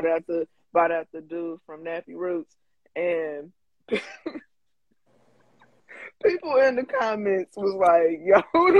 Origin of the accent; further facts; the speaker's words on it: Louisville, Kentucky, United States; I'm from Louisville.